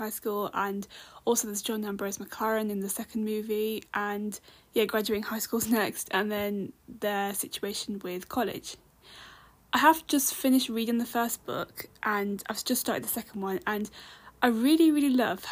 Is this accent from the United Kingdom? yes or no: yes; United Kingdom; I'm British Indian